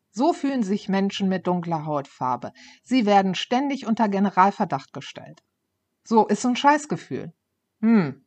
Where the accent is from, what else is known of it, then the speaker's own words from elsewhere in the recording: Ruhr area, North Rhine-Westphalia, Germany; ich komme ja aus, äh, aus dem Ruhrpott